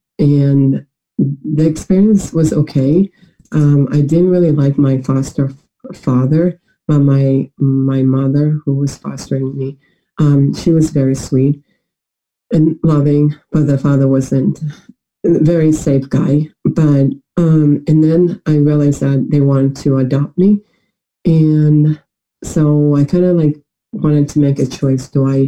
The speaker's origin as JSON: {"language": "English", "town": "Atlanta", "region": "Georgia", "country": "United States", "tie": "born or raised there", "lives_now": "Moscow, Russia", "said": "But my hometown is actually, in America, Atlanta, Georgia. So I live in Atlanta, Georgia, and Russia at the same time."}